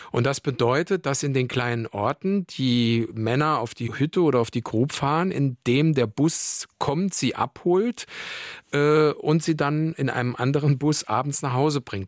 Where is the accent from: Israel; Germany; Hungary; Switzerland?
Germany; Saarland; hier bei uns im Saarland